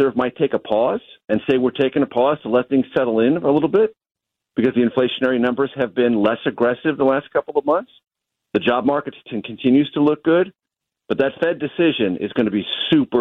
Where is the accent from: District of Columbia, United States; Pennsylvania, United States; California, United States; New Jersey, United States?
California, United States; San Diego; moved away as an adult; also born or lived in Amarillo, Texas; I grew up in San Diego, so I didn't grow up with cowboy boots